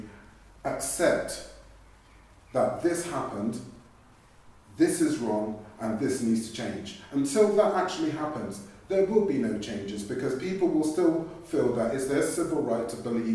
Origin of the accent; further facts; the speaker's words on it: Bath, South West England, United Kingdom; I was born and raised right here in Bath